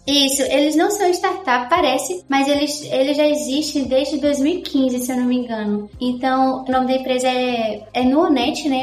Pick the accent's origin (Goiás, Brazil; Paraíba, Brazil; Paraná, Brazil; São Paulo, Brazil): Goiás, Brazil; Aparecida de Goiânia; moved away as an adult; also born or lived in Bahia; now in A Coruña, Spain; E eu sou de Goiânia, nasci em Goiânia, Goiás e vivi em Aparecida de Goiânia, que é a segunda maior cidade lá